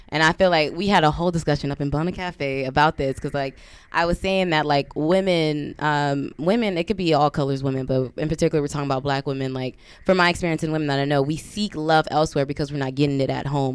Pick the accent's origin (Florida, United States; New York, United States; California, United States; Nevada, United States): California, United States; Compton; moved away as an adult; I'm from Compton, West Side